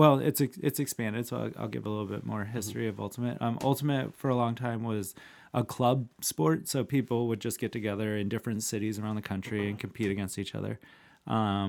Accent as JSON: {"language": "English", "town": "Iowa City", "region": "Iowa", "country": "United States", "tie": "born or raised there", "said": "And I'm from Iowa City, Iowa"}